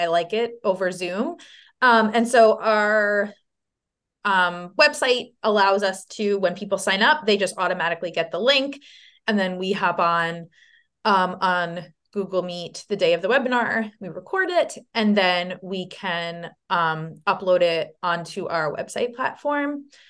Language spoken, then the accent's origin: English; Long Island, New York, United States; now in Saratoga Springs, United States; I'm from Long Island